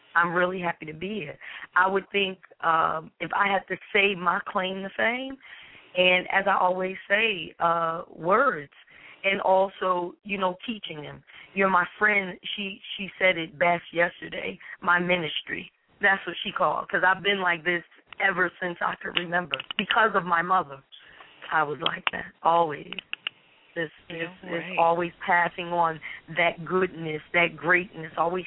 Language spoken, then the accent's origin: English; Newark, New Jersey, United States; I'm a Jerseyan, of course, born and raised in Newark, New Jersey